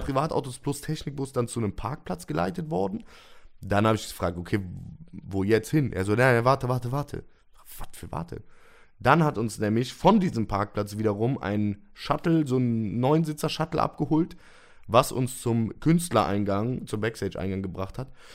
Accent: Cologne, North Rhine-Westphalia, Germany; als Kölner

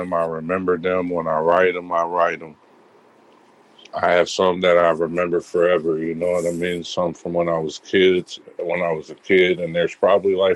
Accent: Midwest, United States; growing up in the Midwest

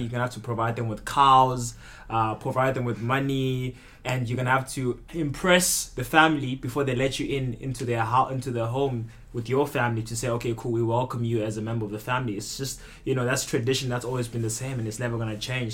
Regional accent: South Africa; moved away as an adult; also born or lived in Zimbabwe; now in Belgium; originally I was born in Zimbabwe. So, and then I moved to South Africa

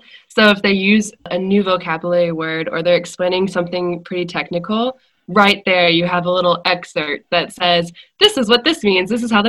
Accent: Indiana, United States; moved away as an adult; also born or lived in Europe; I'm originally from Indiana and moved to Europe after university.

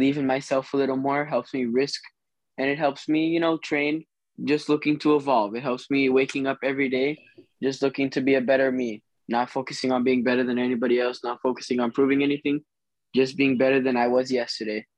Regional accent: St. Cloud, Florida, United States; also born or lived in Boise, Idaho; I'm from Boise, Idaho originally, and then I moved to Florida when I was younger, where I've been born and raised in St. Cloud, Florida, Orlando

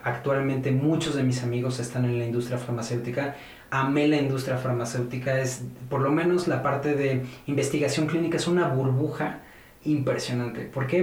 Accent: Cuernavaca, Morelos, Mexico; moved away as an adult; now in Mexico City, Mexico; Cuando estaba chico nos fuimos a Cuernavaca, me fui con mis papás a Cuernavaca a estudiar allá la primaria, pues, kinder, primaria, secundaria, prepa. Prácticamente yo soy un guayabo.

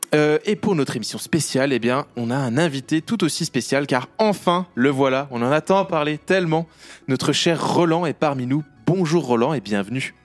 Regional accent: Bourgogne-Franche-Comté, France; accent: franc-comtois; mon accent franc-comtois

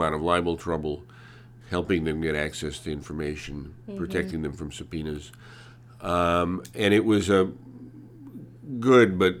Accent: Stamford, Connecticut, United States; first language Hungarian; English is a second language; I was born in Stamford, Connecticut, to Hungarian emigres who'd recently come

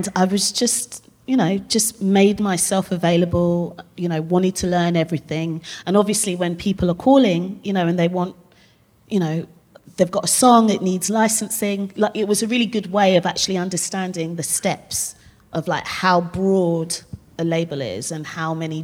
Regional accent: Zimbabwe; moved away; I'm originally from Zimbabwe

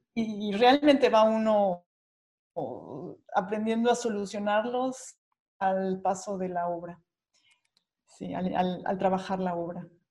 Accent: Mexico; moved away as an adult; now in Germany; siendo mexicana

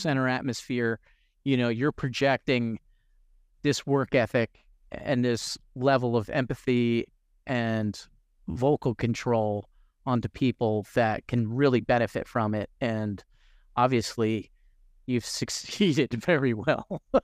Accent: New Jersey, United States; growing up in New Jersey, most of my friends were all Hispanic

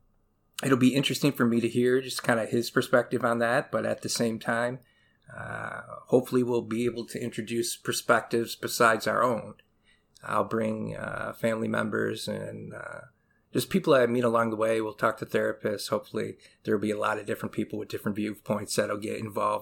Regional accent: Detroit, Michigan, United States; also born or lived in Flint, Michigan; now in Lapeer, United States; I was born in Detroit, Michigan. I would say at this point in my life, I just kind of consider southeastern Michigan to be all of my home because I bounce around quite a bit

